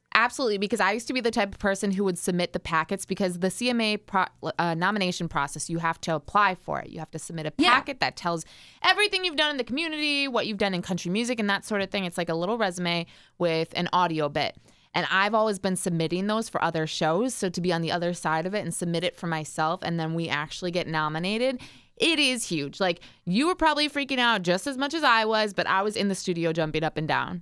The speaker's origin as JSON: {"language": "English", "town": "Richfield", "country": "United States", "tie": "born or raised there", "said": "I grew up in Richfield, about 45 minutes outside of like where the station is located"}